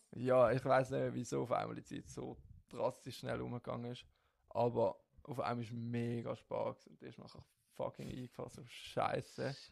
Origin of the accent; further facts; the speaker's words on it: St. Gallen area, Switzerland; ich komme aus dem St. Gallerischen.